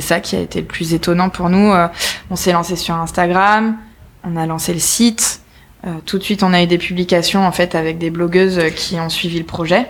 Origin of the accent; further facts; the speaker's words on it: Nice, Provence-Alpes-Côte d'Azur, France; on vient de Nice